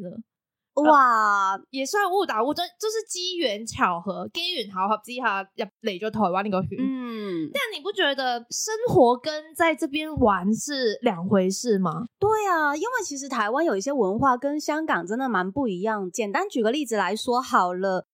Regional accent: Macau; now in Taiwan; 我是来自澳门的

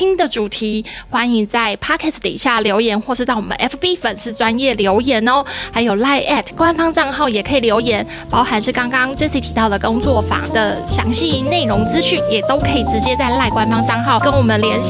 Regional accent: Taiwan; 勾引啊！就是我们台湾人的传统精神。

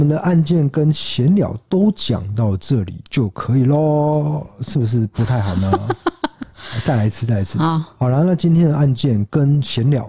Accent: Tainan, Taiwan; 可是我们台南人怎么可能遇得到啊？

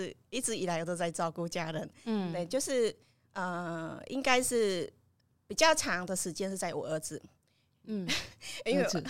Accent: Cambodia; moved away as an adult; now in Yilan, Taiwan; 我来自柬埔寨，我来台湾已经有二十年了。

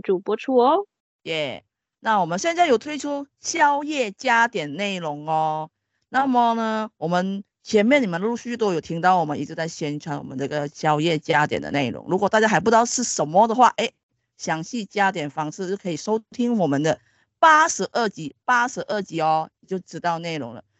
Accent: Sabah, Malaysia; moved away; 马来西亚的那个哥达基纳巴鲁山是东南亚最高的山，我身为是那一边的人

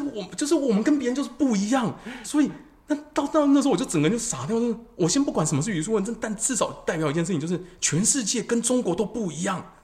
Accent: Taiwan; 我们台湾人真的很努力在读英文

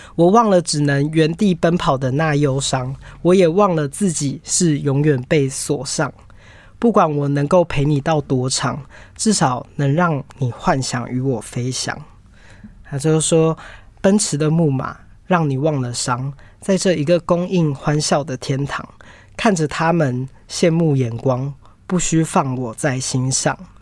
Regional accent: Taiwan; 我们台湾人

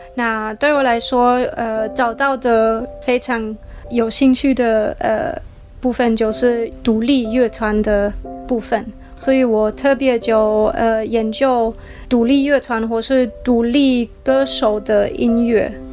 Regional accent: Germany; Chinese is a second language; moved away; 我是从德国来的

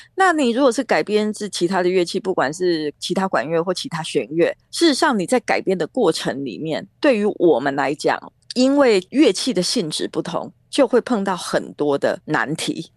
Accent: Taiwan; 但是我们毕竟都是在台湾长大的

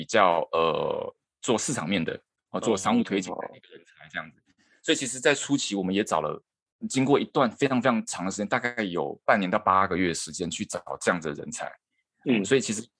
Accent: Taiwan; moved away as an adult; now in Japan; 然后我是台湾人

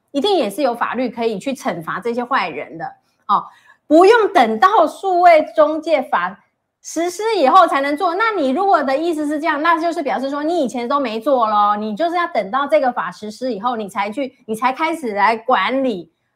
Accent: Taiwan; 我们台湾人

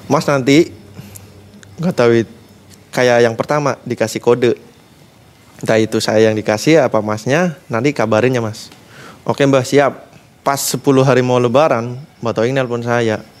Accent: Tegal, Central Java, Indonesia; saya orang tegal saya bilang gitu

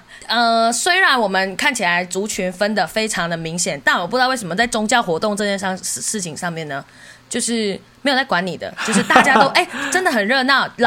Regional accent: West Malaysia, Malaysia; 我来自西马。

